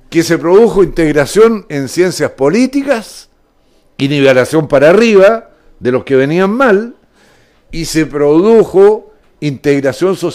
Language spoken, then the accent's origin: Spanish; Chile; nosotros los chilenos somos dueños de la Universidad de Chile y de todos sus derivados